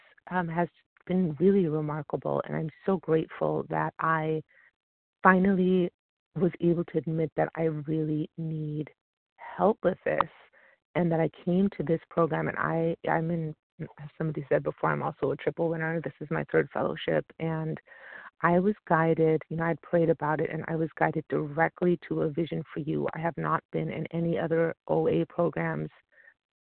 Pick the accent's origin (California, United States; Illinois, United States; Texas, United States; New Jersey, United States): California, United States; I'm from California